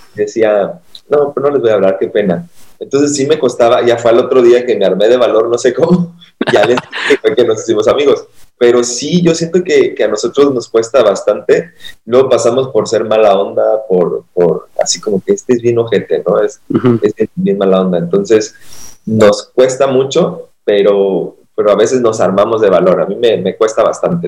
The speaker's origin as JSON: {"language": "Spanish", "town": "Acapulco", "region": "Guerrero", "country": "Mexico", "said": "soy de Acapulco, el mejor lugar para vacacionar"}